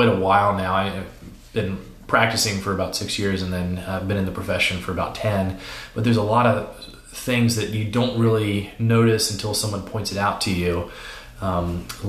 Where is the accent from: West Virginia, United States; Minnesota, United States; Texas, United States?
West Virginia, United States; also born or lived in Chicago / Georgia; now in Asheville, United States; I grew up in West Virginia